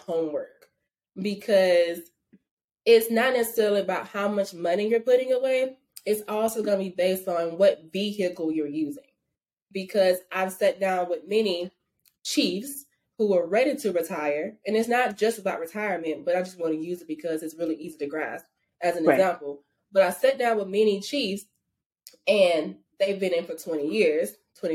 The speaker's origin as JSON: {"language": "English", "region": "Arkansas", "country": "United States", "moved": "as an adult", "said": "I'm from Arkansas"}